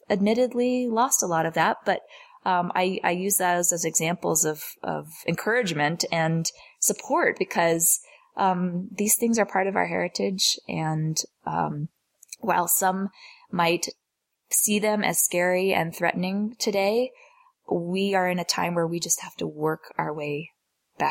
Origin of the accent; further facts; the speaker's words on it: New York City, New York, United States; growing up in New York City in the 80s with a professional working mother